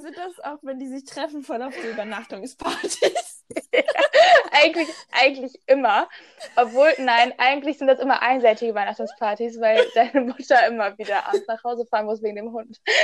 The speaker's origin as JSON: {"language": "German", "area": "Oberbergischer Kreis", "region": "North Rhine-Westphalia", "country": "Germany"}